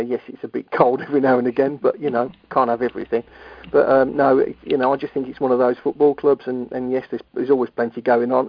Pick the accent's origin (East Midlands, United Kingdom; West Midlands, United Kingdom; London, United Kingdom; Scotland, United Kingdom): West Midlands, United Kingdom; Birmingham; moved away; also born or lived in Yarm, North East England; I'm a Brummie